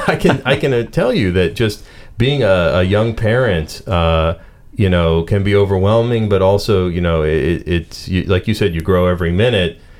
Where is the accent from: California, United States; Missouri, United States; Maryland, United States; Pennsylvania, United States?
Pennsylvania, United States; Pittsburgh; accent: Pittsburgh; my Pittsburgh accent